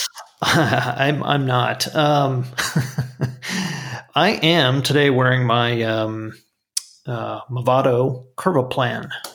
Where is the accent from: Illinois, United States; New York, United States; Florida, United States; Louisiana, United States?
Florida, United States; South; growing up in South Florida